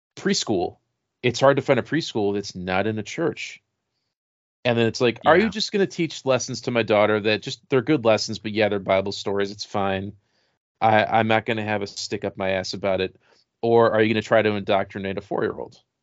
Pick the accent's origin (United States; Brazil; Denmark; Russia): United States; Rochester; we had Young Life where I grew up in Rochester